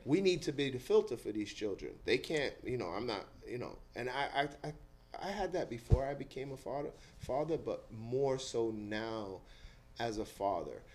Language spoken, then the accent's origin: English; New York City, New York, United States; I grew up in Eastchester Projects